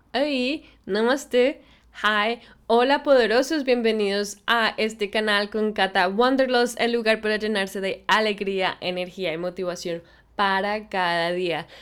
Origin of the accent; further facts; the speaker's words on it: Colombia; moved away as an adult; now in Australia; yo soy de Colombia